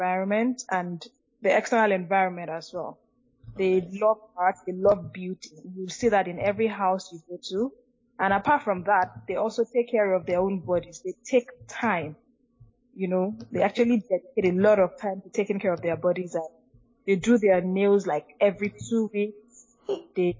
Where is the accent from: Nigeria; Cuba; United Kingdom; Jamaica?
Nigeria; moved away as an adult; now in Brazil; growing up as a Nigerian